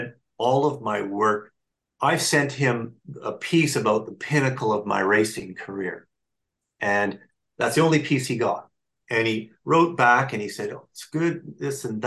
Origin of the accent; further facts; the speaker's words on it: Canada; I'm a Canadian boy living pretty close to the border, and I go to Detroit to race